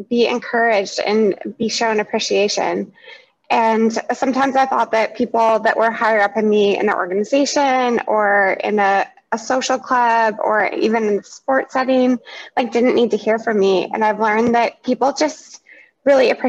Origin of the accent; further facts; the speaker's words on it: Seattle, Washington, United States; I'm from Seattle, so you're getting that from somebody who is authentically from here